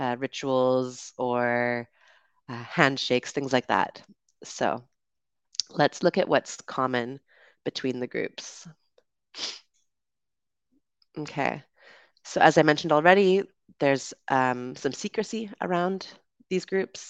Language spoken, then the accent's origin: English; Canada; also born or lived in United Kingdom; now in Dominican Republic; I'm from Canada, but I also lived in the UK